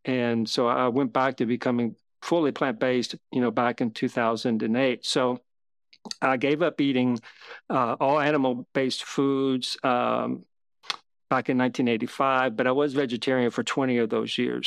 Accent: Kentucky, United States; I grew up in Kentucky

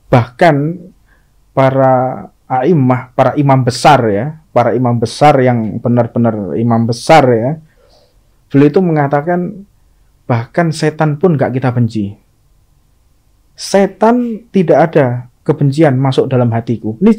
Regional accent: Indonesia; Oh, saya orang Indonesia, cuman turunan Arab kayak lo.

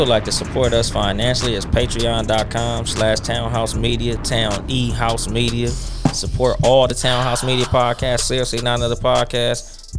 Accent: Compton, California, United States; I'm actually from Compton. I was born in the city limits of Compton, California.

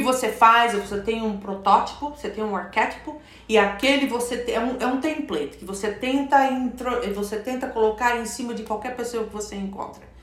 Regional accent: Brazil; moved away as an adult; quando eu saí do Brasil, uma delas é que eu estava chegando aos meus 30 anos de idade

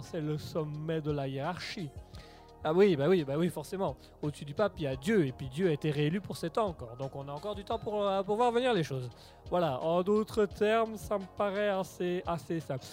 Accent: Belgium; on aime bien ici euh, parler comme en tant que belge, là, on aime bien parler un petit peu de ce qui se passe en Belgique

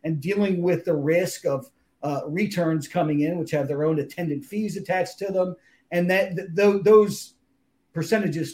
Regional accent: Philadelphia, Pennsylvania, United States; moved away as an adult; also born or lived in Toledo, Ohio; Grew up in the Philadelphia area, lived there for most of my life, then moved out to the Midwest, to Toledo, Ohio.

